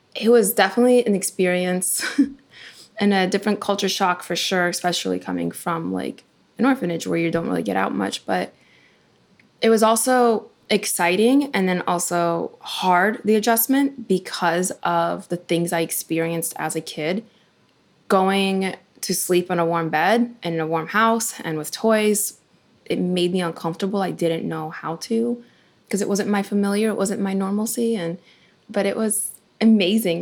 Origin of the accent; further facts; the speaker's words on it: Ukraine; now in United States; when I was born in Ukraine